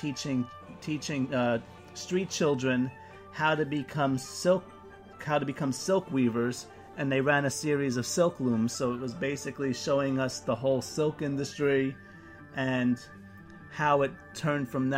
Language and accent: English; New York, United States; as a New Yorker